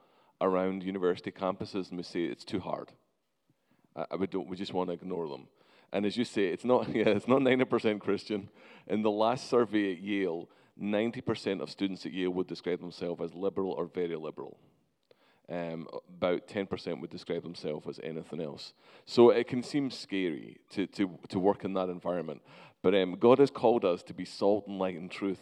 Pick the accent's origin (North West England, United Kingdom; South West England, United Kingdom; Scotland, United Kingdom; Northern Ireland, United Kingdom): Scotland, United Kingdom; now in United States; I'm actually Scottish